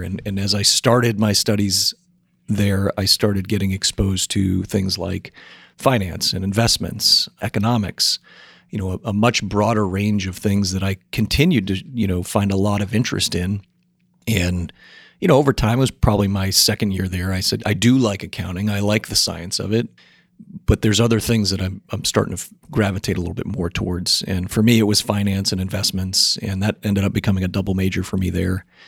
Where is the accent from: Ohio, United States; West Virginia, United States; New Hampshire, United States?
New Hampshire, United States; I was born and raised up in New Hampshire